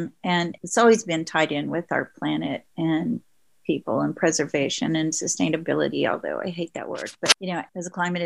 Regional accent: Oklahoma, United States; But I grew up in Oklahoma on Route 66 in a small town that was primarily Native American.

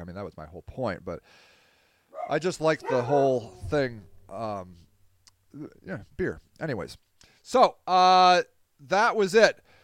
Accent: Akron, Ohio, United States; Akron, my hometown marathon.

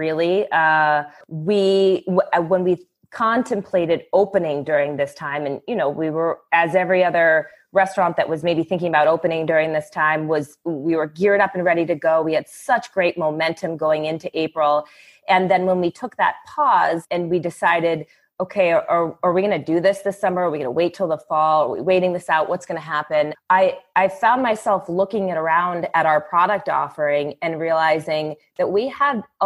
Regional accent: East Coast, United States; moved away as an adult; also born or lived in New York; growing up on the East Coast

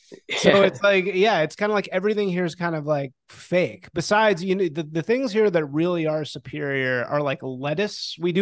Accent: Chicago, Illinois, United States; now in California, United States; I remember growing up in Chicago

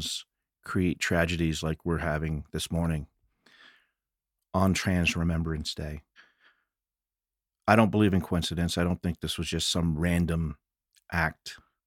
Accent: Fort Collins, Colorado, United States; growing up in the same sort of scenes in Fort Collins

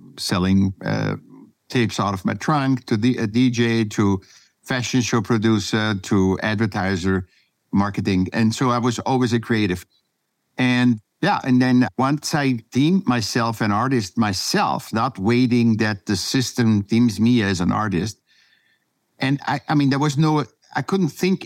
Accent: Vienna, Austria; now in California, United States; I was born in Vienna, Austria

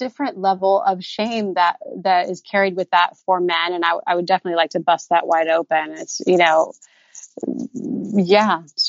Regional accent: Indiana, United States; now in Southern California, United States; You know, I came from Indiana and now here I am in Southern California.

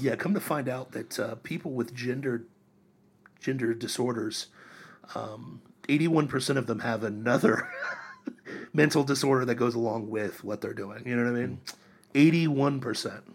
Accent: Miami County, Ohio, United States; moved away; I grew up in Ohio

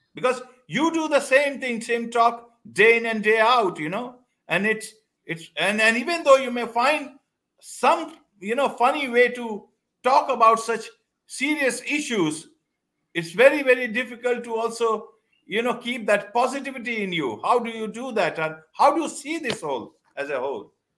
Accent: India; as an Indian

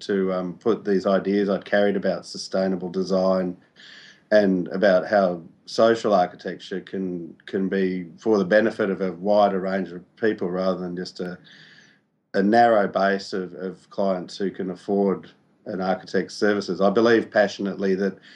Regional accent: Australia; moved away as an adult; now in Christchurch, New Zealand; I'm originally from Australia. I came out to Christchurch about 9 years ago with my wife and young family

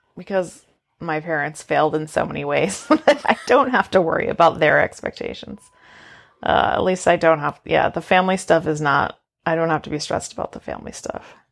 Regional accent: Maine, United States; I'm from Maine where there's taxidermied animals

